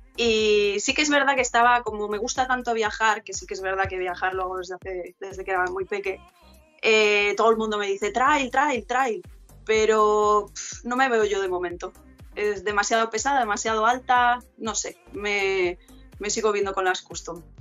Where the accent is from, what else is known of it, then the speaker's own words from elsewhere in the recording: near Ferrol, northern Galicia, Spain; Yo de Galicia, del norte de Galicia, cerca de Ferrol, que está a media hora de A Coruña